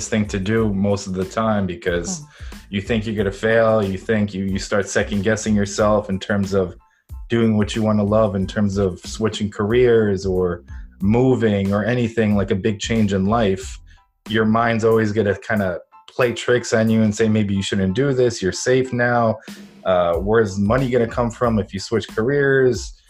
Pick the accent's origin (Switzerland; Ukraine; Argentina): Ukraine; moved away; I'm originally from Ukraine